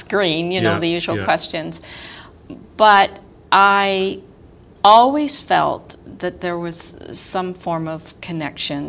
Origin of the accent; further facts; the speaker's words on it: Toronto, Ontario, Canada; I grew up in Toronto, west end of Toronto